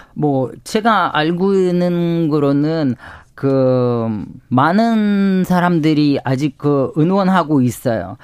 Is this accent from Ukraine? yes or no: yes; Ukraine; Korean is a second language; moved away as an adult; now in South Korea; 네, 우크라이나에서 온